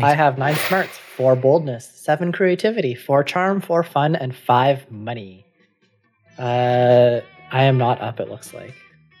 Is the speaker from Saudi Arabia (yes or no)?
no; Canada; I'm from Canada.